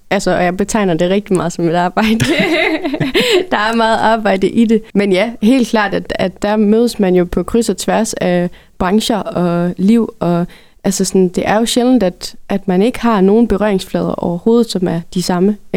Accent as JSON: {"language": "Danish", "area": "North Jutland", "region": "North Denmark Region", "country": "Denmark", "also_born_or_lived": "Berlin", "said": "jeg som nordjyde havde gjort mig så meget"}